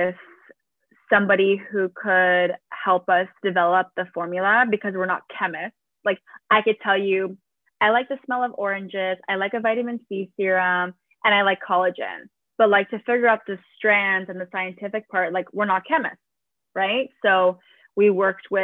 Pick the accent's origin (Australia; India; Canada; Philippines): Canada; Toronto, Ontario; I am from Toronto.